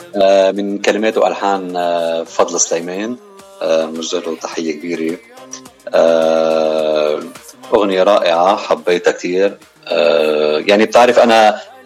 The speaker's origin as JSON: {"language": "Arabic", "town": "Beirut", "region": "Beirut Governorate", "country": "Lebanon", "tie": "born or raised there", "also_born_or_lived": "Mazraat al-Daher, Chouf", "moved": "as an adult", "lives_now": "United States", "said": "خلقت بهالبلدة وربينا ببيروت كل وقتنا"}